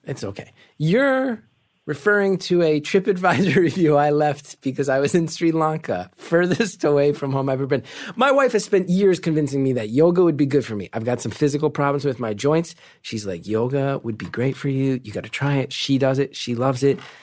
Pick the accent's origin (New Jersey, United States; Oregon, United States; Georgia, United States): New Jersey, United States; I'm from North Jersey.